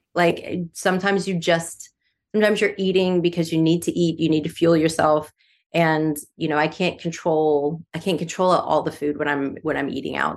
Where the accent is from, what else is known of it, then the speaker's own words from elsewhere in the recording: Mississippi, United States; I'm from Mississippi, and I grew up on, my grandfather used to sell pecans out of his car shop